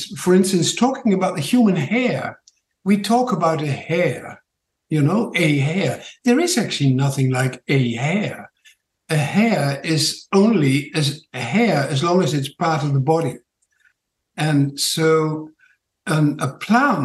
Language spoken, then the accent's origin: English; Netherlands; accent: Dutch; English is a second language; moved away as an adult; now in Tauranga, New Zealand; My funny accent is from Holland